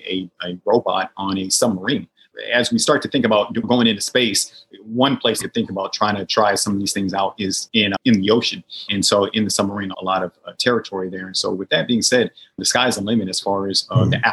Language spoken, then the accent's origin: English; Portland, Oregon, United States; moved away as an adult; It's nice to be back in my hometown of Portland, Oregon, be with family and friends